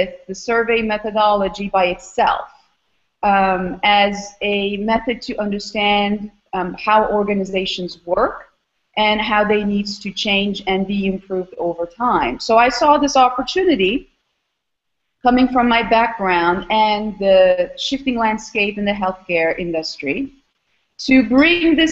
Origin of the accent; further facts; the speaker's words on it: Istanbul, Turkey; moved away as an adult; also born or lived in Austin, Texas / Albany, New York; now in Philadelphia, United States; I am originally from Istanbul, Turkey.